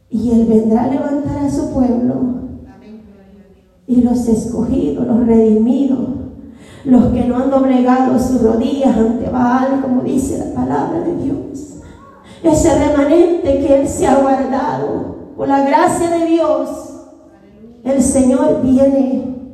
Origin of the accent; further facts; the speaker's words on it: El Salvador; como soy de mi país, mi nación, El Salvador